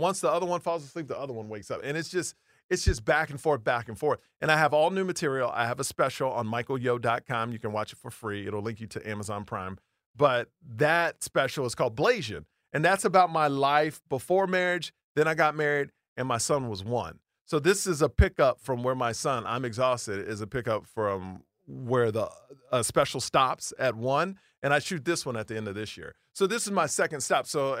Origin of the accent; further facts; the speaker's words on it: Houston, Texas, United States; I grew up in Houston, Texas, all like white people, right?